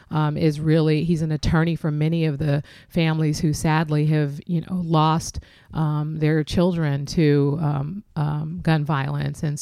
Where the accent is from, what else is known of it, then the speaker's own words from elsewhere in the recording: San Francisco, California, United States; specifically african american men who I grew up with in the Western Addition